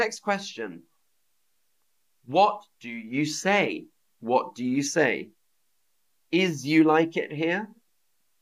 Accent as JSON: {"language": "English", "region": "London", "country": "United Kingdom", "said": "I am from London. I am from London."}